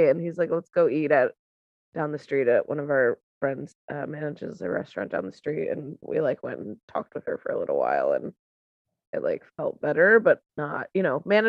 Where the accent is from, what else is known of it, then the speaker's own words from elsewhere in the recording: United States; moved away; that's the like beauty of being in Texas and like New Mexico, that you can see everything. It's dark, there's no like stupid sign telling you so